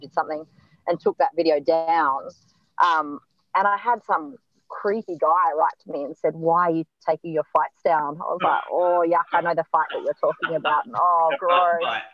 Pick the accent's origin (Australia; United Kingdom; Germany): Australia; as an Australian